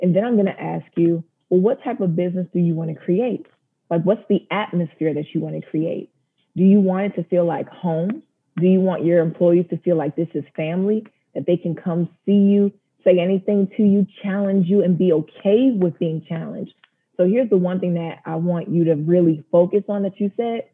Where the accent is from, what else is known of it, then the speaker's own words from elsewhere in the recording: New Jersey, United States; moved away as an adult; also born or lived in North Carolina; now in Washington, D.C. metropolitan area, United States; Originally Jersey. I am a Jersey girl through and through